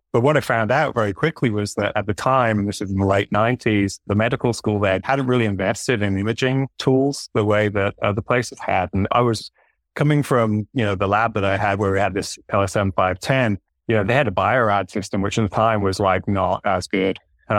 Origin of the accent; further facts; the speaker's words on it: Saudi Arabia; now in United States; And for me, I grew up in Saudi Arabia, actually.